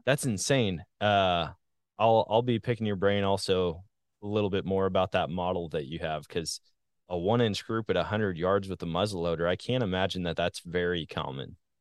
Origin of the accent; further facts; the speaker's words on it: Wisconsin, United States; now in Missouri, United States; I guess when you grow up somewhere, when you get used to all the hunting opportunities, they're like, man, it's a sportsman's paradise. I say that all the time about my home state of Wisconsin. Now that I'm in Missouri